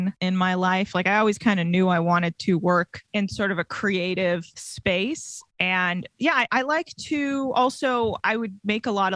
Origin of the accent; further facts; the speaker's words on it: Bay Area, California, United States; Grew up actually in the Bay Area, kind of near you